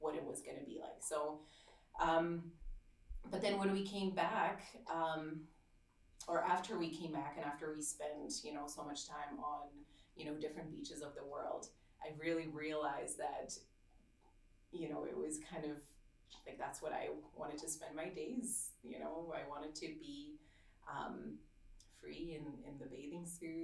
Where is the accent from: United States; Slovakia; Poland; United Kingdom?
Slovakia; now in Canada; I grew up in Slovakia